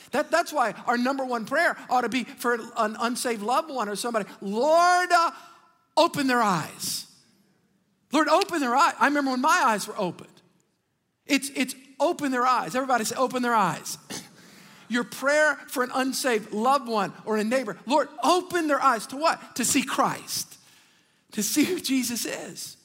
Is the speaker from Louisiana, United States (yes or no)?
yes; Metairie, Louisiana, United States; we grew up in Metairie